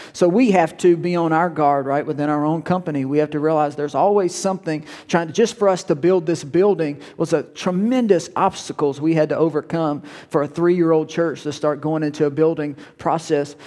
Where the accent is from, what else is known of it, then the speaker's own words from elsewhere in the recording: Woodworth, United States; I'm from Woodworth